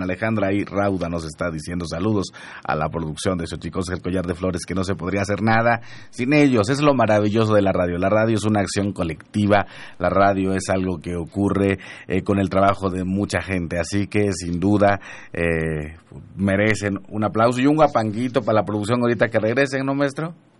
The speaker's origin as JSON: {"language": "Spanish", "region": "Huasteca of Veracruz", "country": "Mexico", "moved": "yes", "said": "yo soy nahua de la Huasteca de Veracruz"}